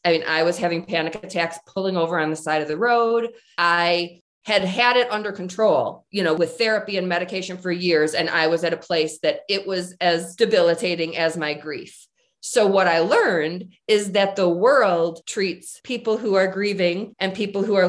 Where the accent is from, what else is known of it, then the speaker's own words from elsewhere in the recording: Michigan, United States; moved away as an adult; now in Colorado, United States; I'm originally from Michigan, and I moved to Colorado to be with Jim